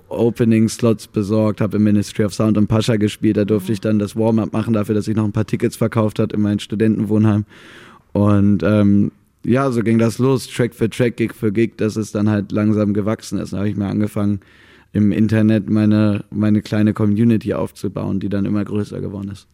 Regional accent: Mecklenburg-Vorpommern, Germany; da bin ich im falschen Mecklenburg-Vorpommern aufgewachsen

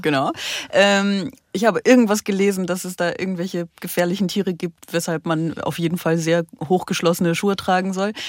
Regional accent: Aachen, North Rhine-Westphalia, Germany; moved away; also born or lived in Brussels; Ich komme ja aus Aachen

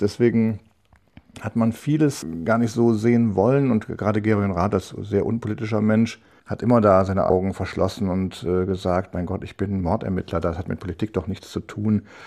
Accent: North Rhine-Westphalia, Germany; ich bin Rheinländer und in Köln sagen wir, man muss auch Jönne können

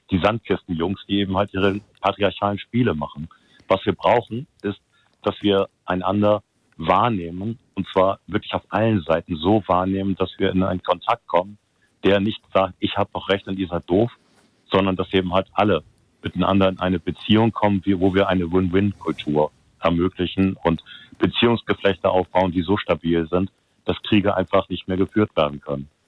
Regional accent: Hamburg, Germany; ja, die Telefonnummer ist aus Frankfurt, das Firmentelefonnummer. Aber ist egal, passt schon.

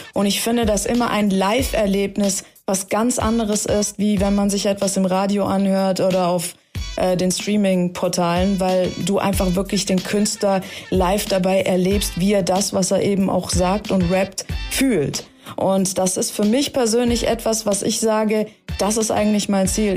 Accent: Stuttgart, Baden-Württemberg, Germany; also born or lived in Tehran, Iran / Los Angeles; Ich bin übrigens in Teheran geboren, ich bin mit drei Jahren dann nach Stuttgart gekommen.

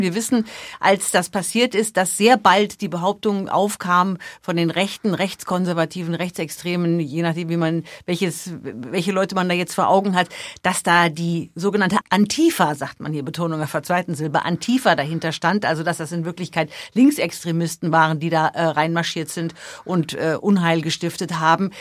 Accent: Germany; now in United States; bei uns in Deutschland

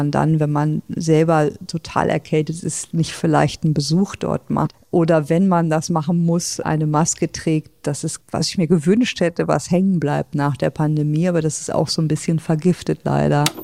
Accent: Bavaria, Germany; ich bin in Bayern geboren und aufgewachsen.

